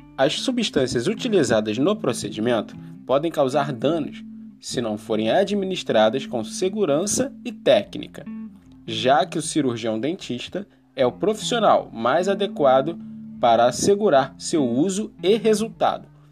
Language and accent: Portuguese; Rio de Janeiro, Brazil; Sou nascido e criado aqui, no Morro do Salgueiro